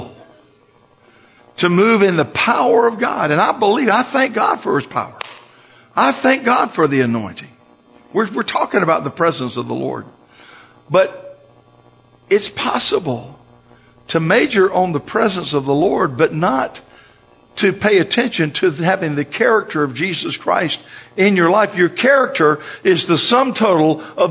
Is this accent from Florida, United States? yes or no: yes; Florida, United States; I'm from Florida